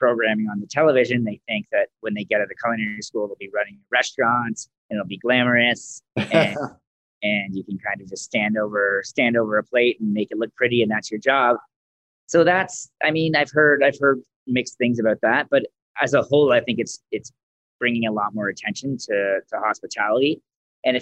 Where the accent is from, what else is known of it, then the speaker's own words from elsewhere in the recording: Mississauga, Ontario, Canada; moved away as an adult; also born or lived in Toronto / Caledon / Orangeville; now in Calgary, Canada; I grew up in Ontario in Mississauga